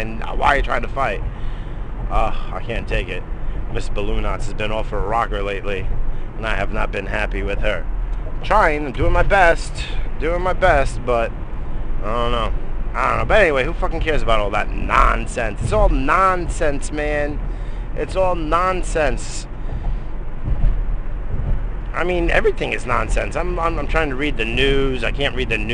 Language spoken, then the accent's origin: English; United States; As an American citizen